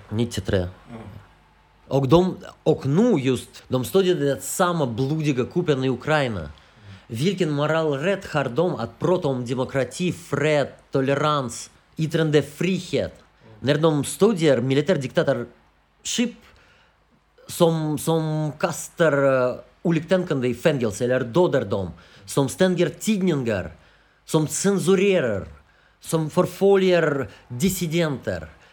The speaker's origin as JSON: {"language": "Swedish", "country": "Russia", "second_language": "Swedish", "moved": "as an adult", "lives_now": "Sweden", "said": "i det här landet, i Ryssland, i min hemland"}